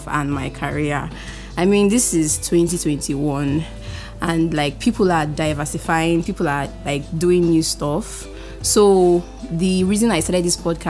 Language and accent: English; Port Harcourt, Rivers State, Nigeria; also born or lived in Edo State; I'm 21 years old. I mean, so young. I was born on the 11th of February 2000. I am the first child and the only daughter of 4 children, and I was raised in Port Harcourt